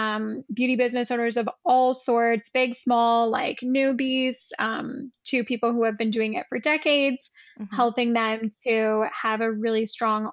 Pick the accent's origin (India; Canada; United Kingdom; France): Canada; also born or lived in Ottawa / Rome; I'm Canadian as well. I'm currently just outside of Toronto, but I live in Ottawa